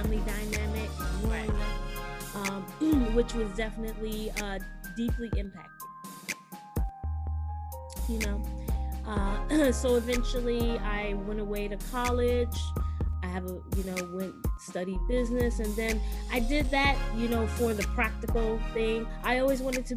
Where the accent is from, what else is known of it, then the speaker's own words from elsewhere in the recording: Chicago, Illinois, United States; moved away as an adult; now in California, United States; I'm originally from Chicago. You know, I'm a black girl from the west side of Chicago